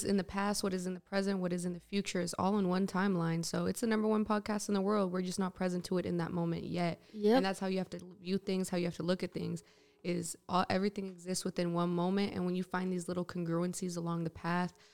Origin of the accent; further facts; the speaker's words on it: San Francisco, California, United States; I love my hometown. I love being from San Francisco